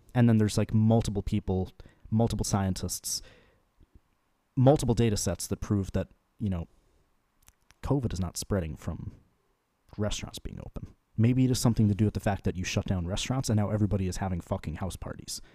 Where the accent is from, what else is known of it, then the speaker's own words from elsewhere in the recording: Chicago, Illinois, United States; I was born in Chicago